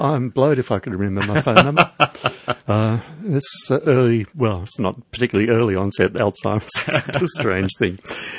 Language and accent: English; Edgeworth, New South Wales, Australia; moved away; my old hometown, Edgeworth.